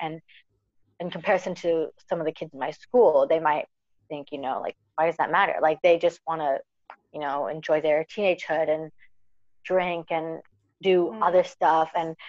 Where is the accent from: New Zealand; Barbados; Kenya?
New Zealand; like New Zealand's my home. I'm from New Zealand, obviously, you know, like that's where I'm from.